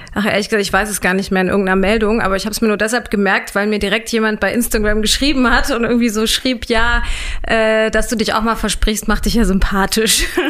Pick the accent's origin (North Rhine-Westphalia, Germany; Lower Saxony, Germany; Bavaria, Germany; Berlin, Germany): Lower Saxony, Germany; Hanover; accent: Hochdeutsch; also born or lived in Würzburg / Göttingen; ich bin in Hannover aufgewachsen